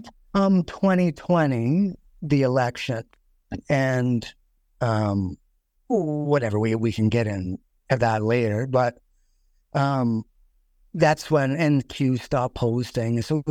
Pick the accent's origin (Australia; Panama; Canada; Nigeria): Canada; Saskatchewan; So I'm …. I'm from Saskatchewan.